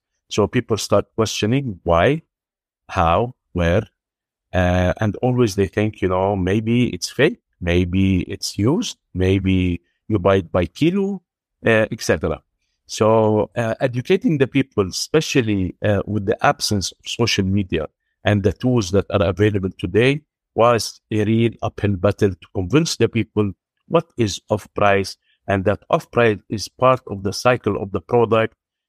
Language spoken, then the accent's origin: English; Beirut, Beirut Governorate, Lebanon; now in Dubai, United Arab Emirates; We started in 1996 in Beirut. Me and my partner, we are both Lebanese. We were raised in Beirut.